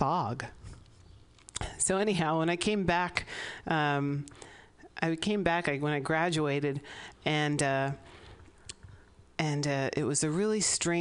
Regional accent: San Francisco, California, United States; also born or lived in Santa Barbara; I grew up here in the Sunset District

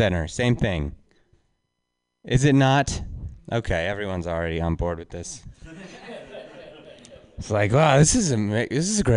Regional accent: Reno, Nevada, United States; I'm from Reno

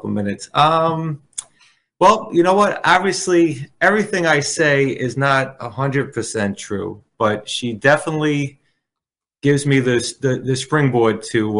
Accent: Bayonne, New Jersey, United States; also born or lived in Staten Island, New York; I grew up in Bayonne, and I went to college in Staten Island.

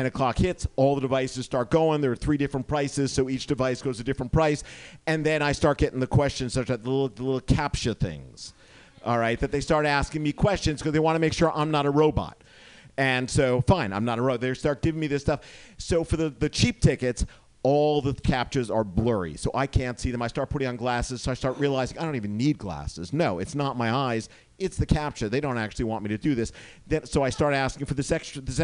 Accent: New Jersey, United States; now in Oakland, United States; I'm originally from New Jersey

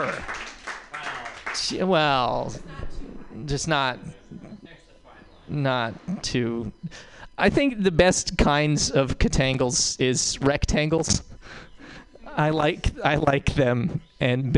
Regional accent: Montana, United States; now in San Francisco, United States; I'm not from San Francisco. I'm from Montana

